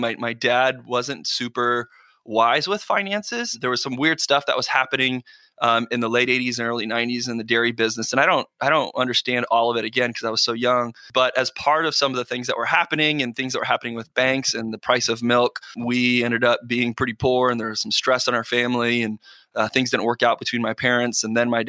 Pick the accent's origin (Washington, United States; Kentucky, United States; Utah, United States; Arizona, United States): Arizona, United States; Buckeye; also born or lived in Phoenix, Arizona; I was born in Arizona, Phoenix, Arizona, but I grew up in a town on the west side of Arizona called Buckeye.